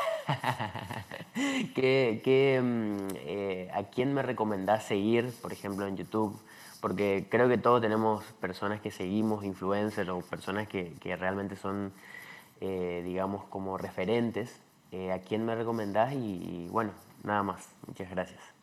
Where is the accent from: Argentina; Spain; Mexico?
Argentina; yo soy de Argentina